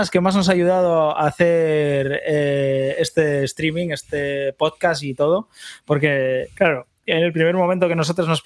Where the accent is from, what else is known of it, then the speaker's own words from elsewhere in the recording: Cantabria, Spain; Yo soy cántabro.